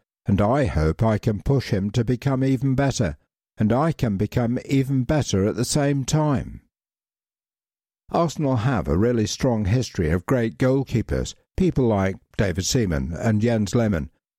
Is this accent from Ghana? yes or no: no; Iceland; because it's not the same growing up in Iceland, where you can play football in good conditions maybe 3 months a year